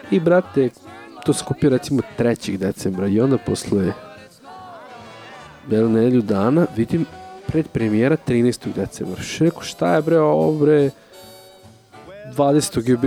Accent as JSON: {"language": "Croatian", "country": "Serbia", "said": "kao Srbin koji priča engleski."}